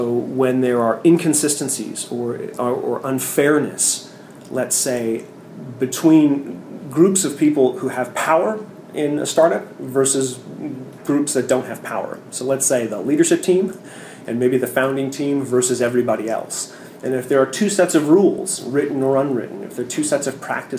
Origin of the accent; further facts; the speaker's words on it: San Francisco, California, United States; I'm from San Francisco